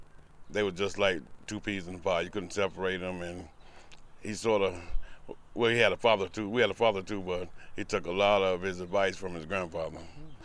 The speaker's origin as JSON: {"language": "English", "town": "Monroe", "region": "North Carolina", "country": "United States", "tie": "born or raised there", "moved": "yes", "lives_now": "Chicago, United States", "said": "We grew up in Monroe, North Carolina."}